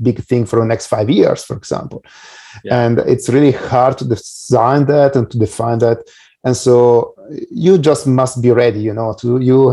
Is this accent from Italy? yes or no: yes; Italy; I'm from Italy, but I also have done business in Europe and US as well